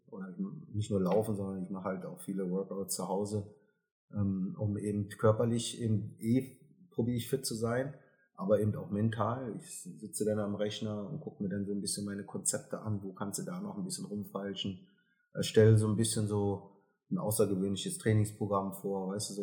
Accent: Germany; ich bin Deutscher, ich bin auch stolz drauf

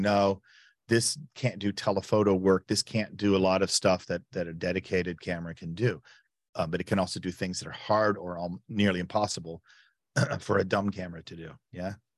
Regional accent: United States; moved away as an adult; also born or lived in Chicago; now in Berlin, Germany; I'm an American, uh, but a full time resident

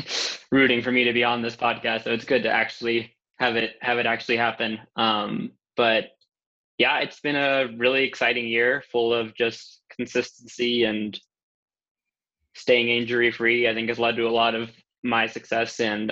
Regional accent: Houston, Texas, United States; also born or lived in Mexico City, Mexico; My earliest memory in Mexico was our apartment building. I remember we were like kind of underground where we were in Mexico City. And I remember that my school was pink, was a pink building. That's all I got from there. But moving to Houston

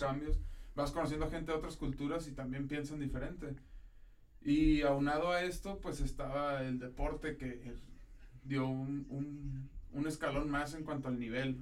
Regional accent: Tijuana, Baja California, Mexico; moved away as an adult; also born or lived in Ensenada, Mexico; now in Monterrey, Mexico; nací en Ensenada, pero desde chiquito nos movimos a Tijuana prácticamente. Soy de Tijuana

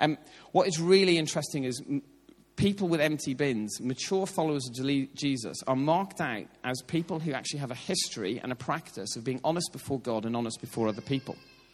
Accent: Ireland; As an Irishman, I can sort of, like, with what's happening in politics in Northern Ireland at the moment

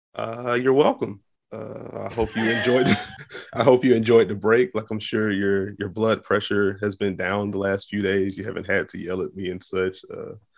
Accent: the South, United States; from the South, so, like, fifty-five is cold

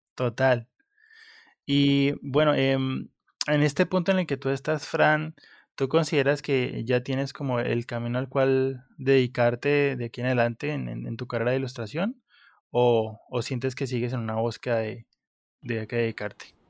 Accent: Pitalito, Huila, Colombia; municipio de donde yo soy, que se llama Pitalito, al, sur de Colombia

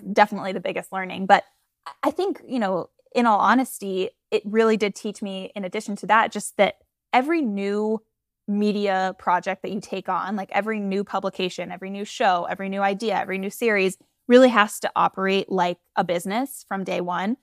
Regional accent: Florida, United States; I'm from Florida. Um, I always say the, the Georgia part of Florida, not the beach part of Florida

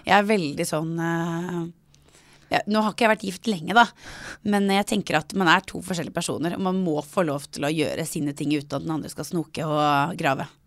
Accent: Norway; Jeg er født i Norge, oppvokst i Norge

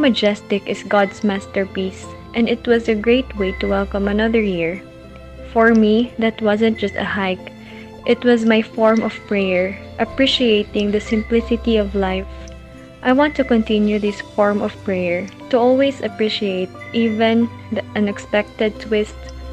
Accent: Philippines; I am from the Philippines

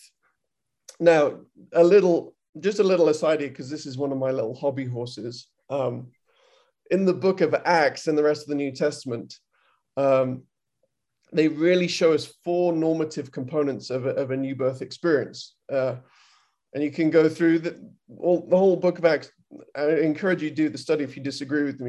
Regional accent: United Kingdom; now in United States; I'm British, I'm in America

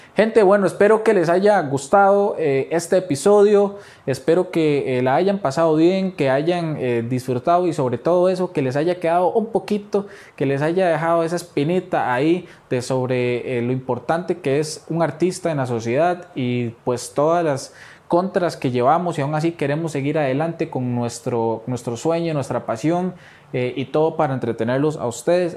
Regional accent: Costa Rica; así somos los ticos

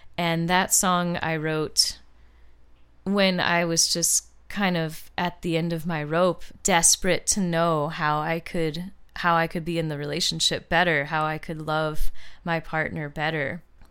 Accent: St. Louis, Missouri, United States; moved away as an adult; now in Los Angeles, United States; moving from my hometown of St. Louis, Missouri, where I lived my whole life

